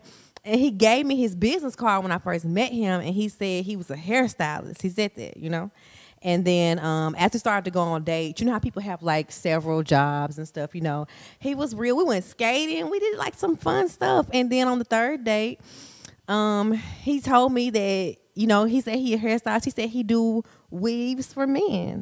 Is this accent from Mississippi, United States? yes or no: yes; Mississippi, United States; we are from Mississippi